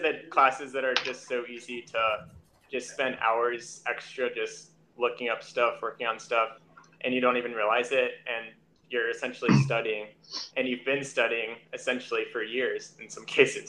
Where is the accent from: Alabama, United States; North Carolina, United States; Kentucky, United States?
North Carolina, United States; Greensboro; I'm from North Carolina. I'm from Greensboro